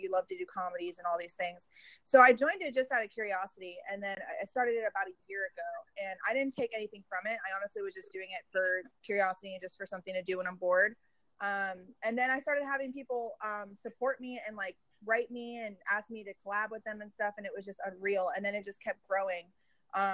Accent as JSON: {"language": "English", "town": "Miami", "region": "Florida", "country": "United States", "moved": "yes", "lives_now": "Dallas, United States", "said": "I'm from Miami area, but I live in Dallas, Texas."}